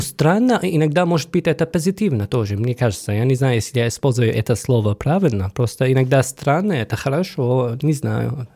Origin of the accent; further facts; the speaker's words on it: Syria; Russian is a second language; moved away as an adult; also born or lived in Rostov-on-Don, Russia / Voronezh, Russia; now in Saint Petersburg, Russia; я приехал из Сирии, я уже здесь давно, 8 лет